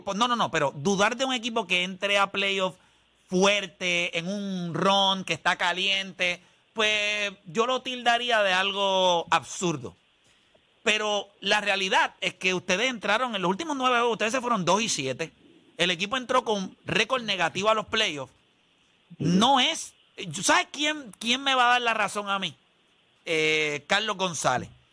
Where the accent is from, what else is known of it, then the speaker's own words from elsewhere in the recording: Carolina, Puerto Rico; Yo sí soy de Carolina